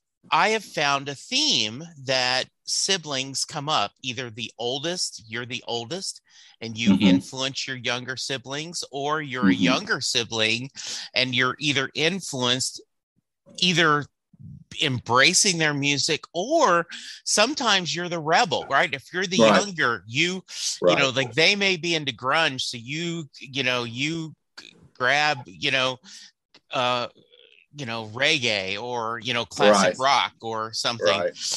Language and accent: English; Louisiana, United States; now in Dallas, United States; we grew up in Louisiana, but we moved to Texas in 86. You know, I live in Dallas. I'm proud to be from Texas